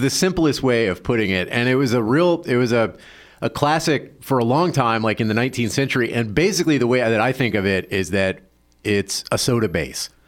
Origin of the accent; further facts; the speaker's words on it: the South, United States; moved away; I grew up in the South and it wasn't a common thing.